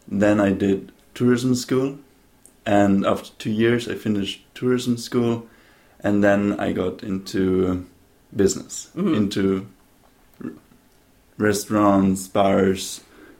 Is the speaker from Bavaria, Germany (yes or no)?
yes; Munich, Bavaria, Germany; also born or lived in Baden-Baden / Stuttgart / Vienna; now in Venice, Italy; So, I was born in Baden-Baden in Germany. There, I lived for 2 years, 3 years. Then I moved to Stuttgart. Then I moved to Munich. In Munich, I went to the school. Then I moved to Vienna.